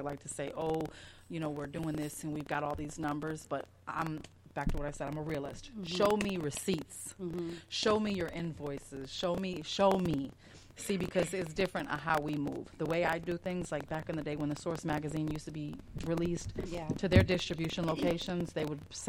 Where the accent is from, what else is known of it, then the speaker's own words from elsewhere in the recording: Chicago, Illinois, United States; I'm from Chicago, but Missouri, the show me state.